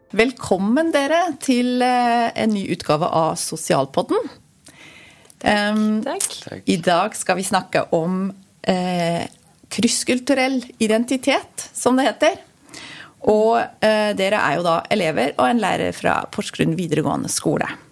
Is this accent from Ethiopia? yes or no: no; Switzerland; moved away as an adult; now in Norway; Jeg er jo opprinnelig fra Sveits. Flytta hit som 20-åring